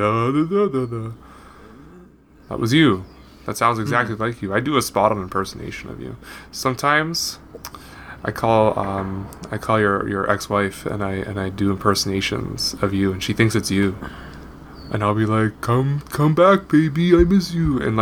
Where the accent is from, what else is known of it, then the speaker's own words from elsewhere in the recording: Canada; I'm a Canadian. I was born in Canada.